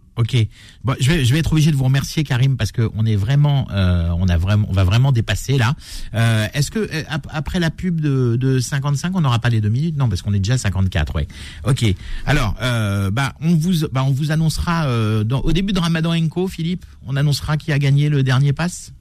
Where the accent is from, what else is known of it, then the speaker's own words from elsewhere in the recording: France; chez nous en France